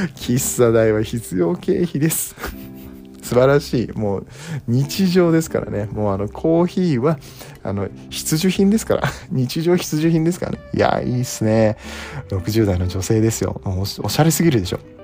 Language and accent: Japanese; Nagoya, Aichi, Japan; moved away; 名古屋出身なんですけど